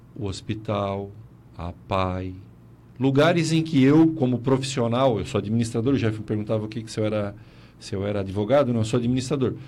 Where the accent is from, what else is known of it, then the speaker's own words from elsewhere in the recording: South Region, Brazil; Nós, aqui no Sul